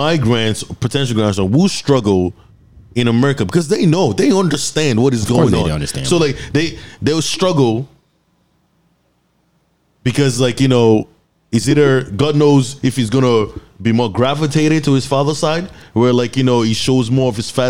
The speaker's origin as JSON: {"language": "English", "country": "Nigeria", "said": "I'm from Nigeria and we have tribes"}